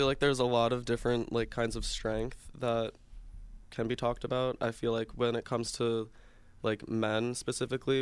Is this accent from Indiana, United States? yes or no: no; Brooklyn, New York, United States; I'm from Brooklyn, New York